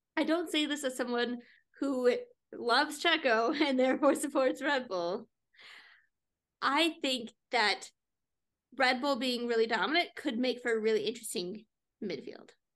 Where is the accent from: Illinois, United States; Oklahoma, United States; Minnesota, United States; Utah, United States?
Minnesota, United States; we're Minnesotan